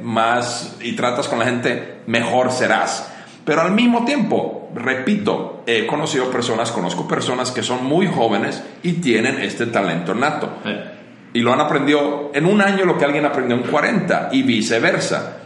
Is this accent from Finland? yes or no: yes; Finland; moved away as an adult; now in Mexico; soy originario de Finlandia, llevo en México más de 20 años